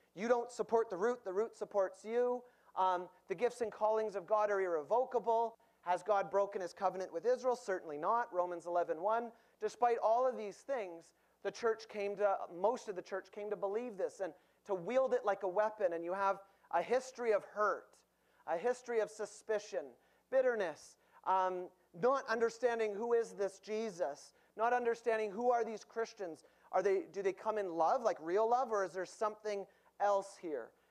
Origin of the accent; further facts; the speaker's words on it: Winnipeg, Manitoba, Canada; I'm from Winnipeg.